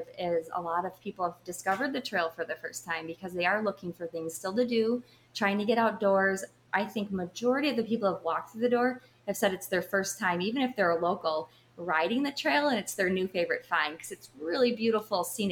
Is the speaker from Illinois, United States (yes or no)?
yes; Richmond, Illinois, United States; moved away as an adult; now in Lake Geneva, Wisconsin, United States; We grew up in the Northern Illinois area.